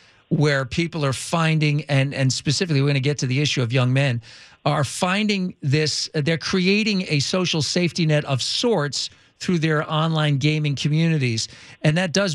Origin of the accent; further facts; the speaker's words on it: East Coast, United States; now in Los Angeles, United States; I live out here and I grew up on the East Coast